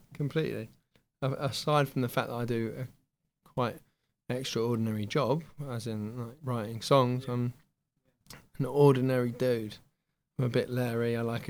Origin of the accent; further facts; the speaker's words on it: Essex, East of England, United Kingdom; now in Bishop's Stortford, United Kingdom; I was born in Essex, but then, yeah, I live just up the road in Hertfordshire, probably about 5 miles up the road in a place called Bishop Stortford, which is technically Hertfordshire, despite being surrounded by Essex